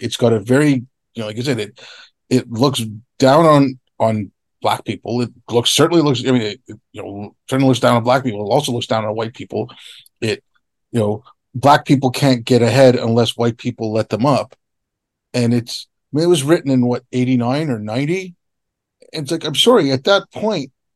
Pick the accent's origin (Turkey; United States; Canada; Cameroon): Canada; I grew up in Canada. I didn't grow up in India